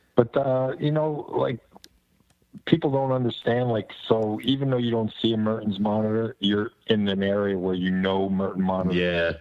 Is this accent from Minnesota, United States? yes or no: no; New Jersey, United States; I come from Jersey